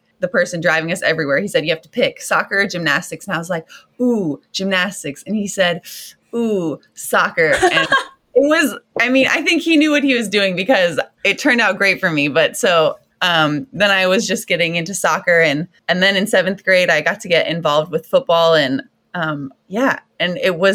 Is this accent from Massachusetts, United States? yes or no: no; Southeast Texas, United States; I grew up in Southeast Texas.